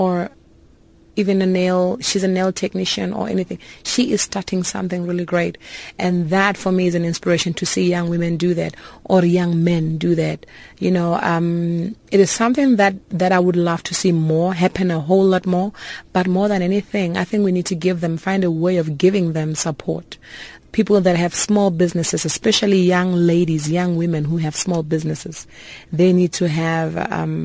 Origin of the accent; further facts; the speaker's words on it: Polokwane, Limpopo, South Africa; moved away; also born or lived in Cape Town; my hometown where I come from in Polokwane